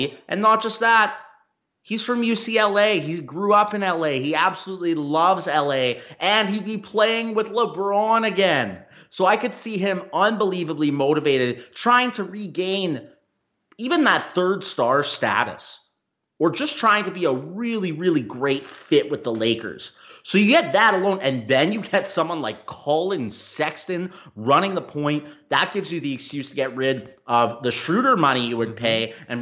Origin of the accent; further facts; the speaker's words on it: Canada; moved away; I'm from Canada originally as well